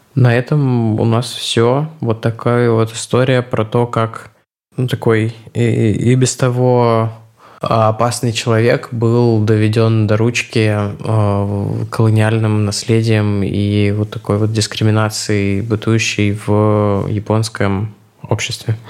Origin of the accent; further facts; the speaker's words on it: Russia; я как россиянин